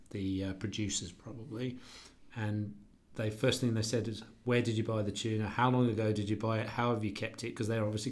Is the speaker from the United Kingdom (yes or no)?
yes; England, United Kingdom; moved away as an adult; now in Australia; I'm from England